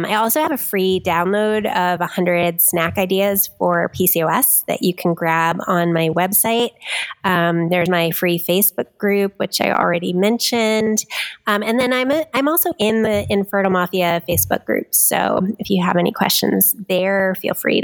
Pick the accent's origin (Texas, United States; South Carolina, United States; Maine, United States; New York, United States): New York, United States; now in New Hampshire, United States; I am still a New Yorker at heart.